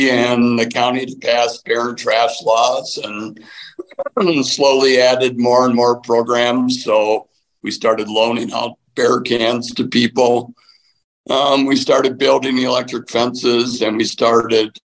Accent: Wisconsin, United States; moved away as an adult; now in Colorado, United States; I'm from Wisconsin

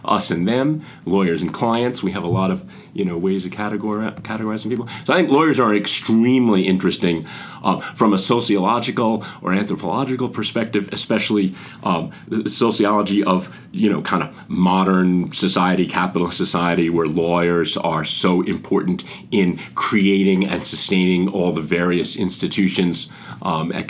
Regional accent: suburbs of the Bronx, New York area, United States; moved away; I grew up in the New York area, I always say the suburbs of the Bronx

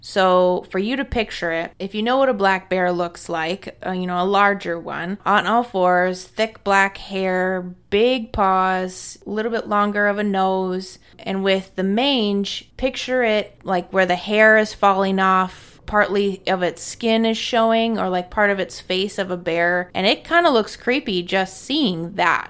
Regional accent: Wisconsin, United States; growing up in Wisconsin

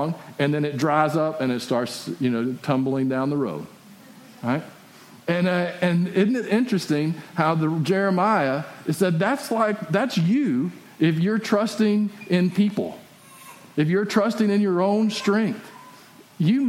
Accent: West Texas, United States; my hometown. And because it's out in West Texas.

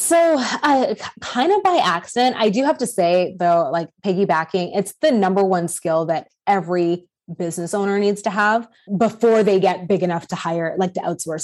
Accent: Canada; I'm Canadian

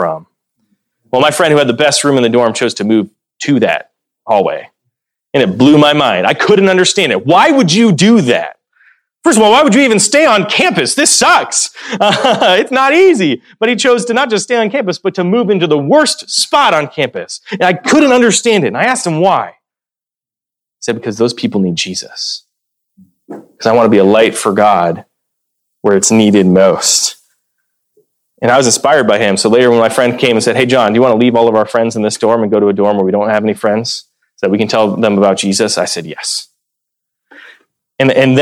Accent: Dubuque, Iowa, United States; moved away; my hometown of Dubuque

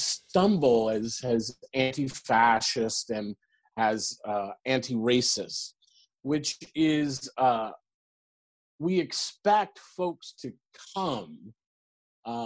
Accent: Long Beach, California, United States; I grew up in the Reagan era, right? In Long Beach, California

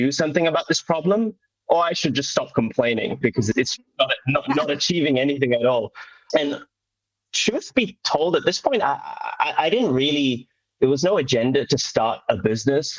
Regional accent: Doncaster, Yorkshire and the Humber, United Kingdom; I was brought up in North England in a little town called Doncaster

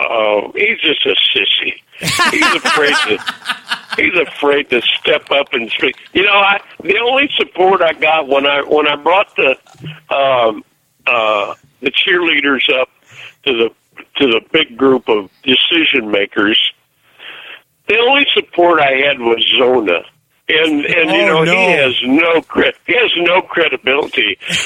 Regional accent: United States; born or raised there

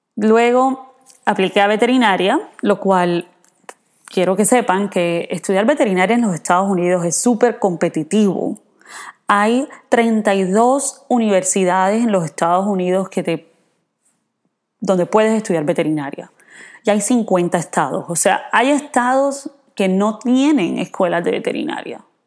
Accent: Cartagena, Bolívar, Colombia; moved away as an adult; also born or lived in California / Ithaca, New York; now in United States; yo crecí en Cartagena, en Colombia

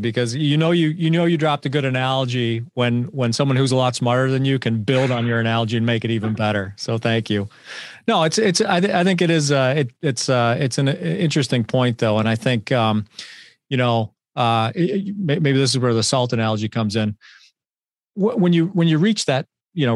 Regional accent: Buffalo, New York, United States; I grew up in Buffalo

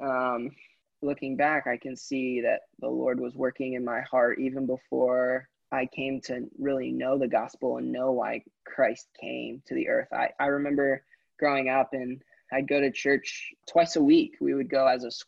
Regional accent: Central Pennsylvania, United States; also born or lived in Connecticut; I was raised in Central PA

